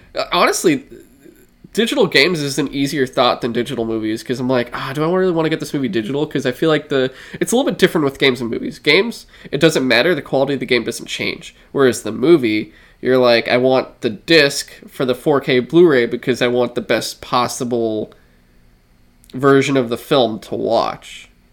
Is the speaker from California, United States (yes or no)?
yes; San Francisco, California, United States; we're from San Francisco, grew up in San Francisco, like, this is our home